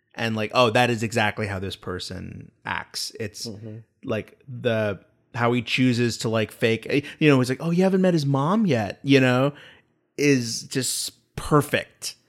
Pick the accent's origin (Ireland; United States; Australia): United States